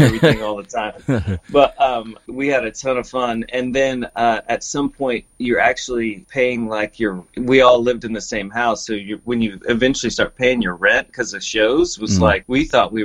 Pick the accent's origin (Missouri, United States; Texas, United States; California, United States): Texas, United States; Huntsville; also born or lived in Dallas; I grew up in Huntsville, which is in between Houston and Dallas.